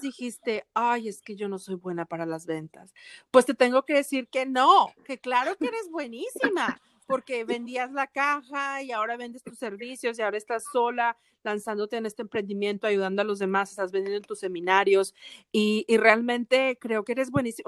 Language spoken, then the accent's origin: Spanish; Monterrey, Nuevo León, Mexico; now in Atlanta, United States; la gente de Monterrey, de donde yo soy